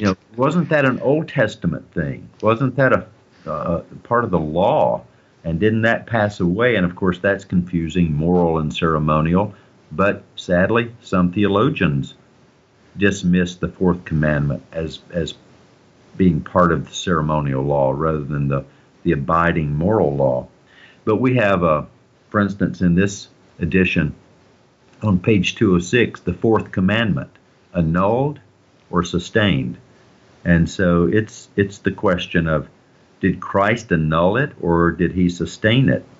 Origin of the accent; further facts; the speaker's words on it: the South, Southern United States, United States; I'm a Southerner